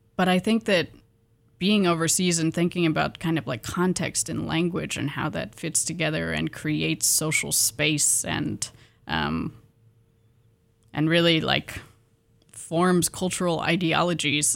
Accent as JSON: {"language": "English", "town": "Pullman", "region": "Washington", "country": "United States", "moved": "yes", "said": "I'm from Pullman, Washington, originally"}